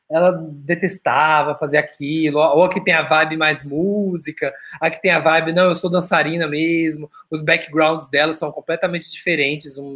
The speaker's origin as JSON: {"language": "Portuguese", "region": "Rio de Janeiro", "country": "Brazil", "said": "Porque, como bons cariocas."}